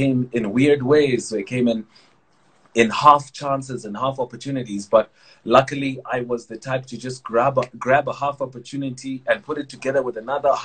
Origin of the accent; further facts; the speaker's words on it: Vanderbijlpark, Gauteng, South Africa; also born or lived in Tsomo, Eastern Cape; I grew up in the Val, Vanderbilt Park, Sebokeng. You know, I'm originally from Tsomo, Eastern Cape, in the villages, that side. That's where family is from.